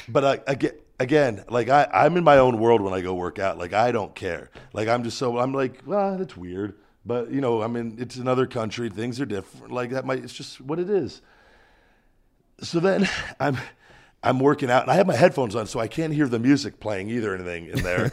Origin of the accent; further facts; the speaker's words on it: Las Vegas, Nevada, United States; "Oh, where are you from?" And I, and I go, "Las Vegas."